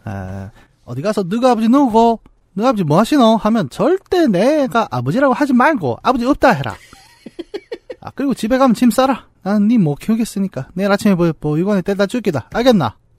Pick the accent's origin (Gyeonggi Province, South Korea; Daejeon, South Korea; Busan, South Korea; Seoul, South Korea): Gyeonggi Province, South Korea; Bucheon; 부천 사람으로서